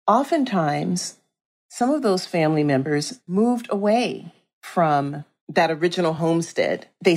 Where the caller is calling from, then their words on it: San Francisco, California, United States; I'm calling in from San Francisco, California.